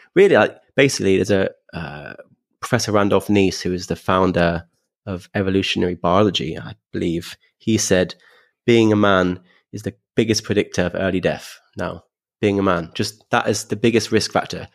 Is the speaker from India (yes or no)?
no; London, United Kingdom; being a Londoner